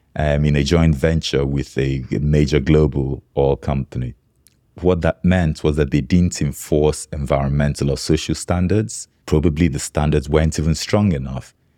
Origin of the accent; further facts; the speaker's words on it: Nigeria; growing up in Nigeria